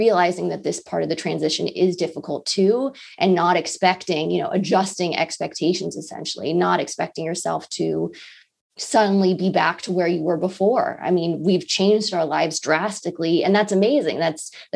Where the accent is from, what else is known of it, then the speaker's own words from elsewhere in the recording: Los Angeles, California, United States; moved away; I'm from Los Angeles. I haven't visited my family in over a year.